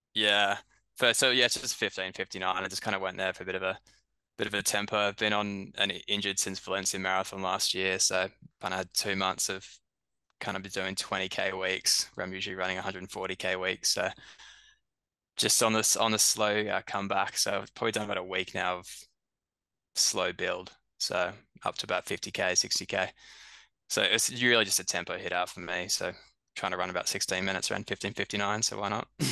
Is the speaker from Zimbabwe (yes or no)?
no; Brisbane, Queensland, Australia; moved away as an adult; also born or lived in Birmingham, England; now in London, United Kingdom; we grew up in Brisbane for you know, like 26, 27 years. And then I come across the UK after